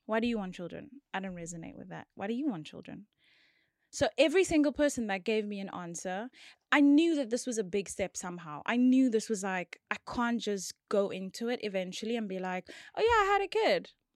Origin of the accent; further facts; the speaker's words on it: George, Western Cape, South Africa; I'm from George